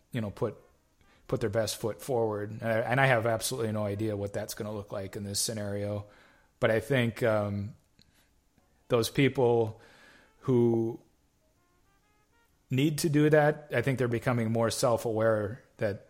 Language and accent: English; Nisswa, Minnesota, United States; I'm originally from North Central Minnesota, up in the Nisswa area